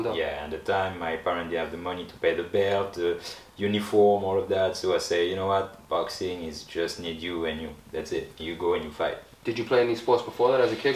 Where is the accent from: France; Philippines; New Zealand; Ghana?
France; moved away as an adult; So imagine I'm from France.